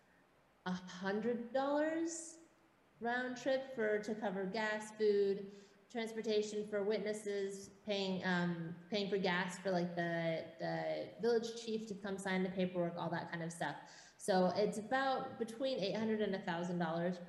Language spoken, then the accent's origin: English; Washington, United States; moved away as an adult; also born or lived in Los Angeles, United States; now in Thailand; I grew up in Washington State.